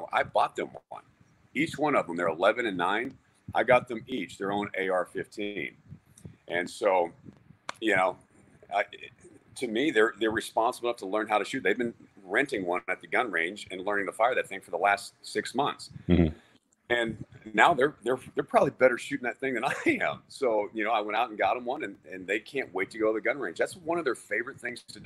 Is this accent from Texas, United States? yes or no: yes; Texas, United States; I grew up in Texas